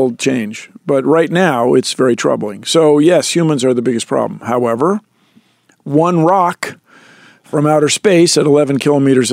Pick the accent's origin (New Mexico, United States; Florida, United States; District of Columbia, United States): District of Columbia, United States; Washington; I was brought up in Washington, D.C.